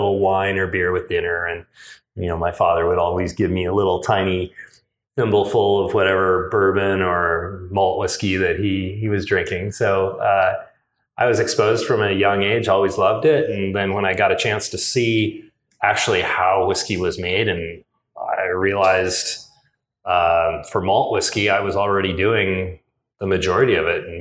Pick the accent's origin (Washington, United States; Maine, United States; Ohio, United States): Washington, United States; Seattle; moved away as an adult; now in Portland, United States; I'm originally from Seattle and grew up homebrewing in the 80s